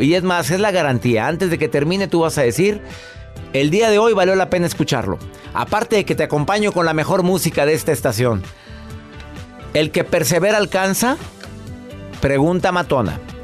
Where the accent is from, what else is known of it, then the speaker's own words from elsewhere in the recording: Monterrey, Nuevo León, Mexico; mi ciudad natal es Monterrey, Nuevo León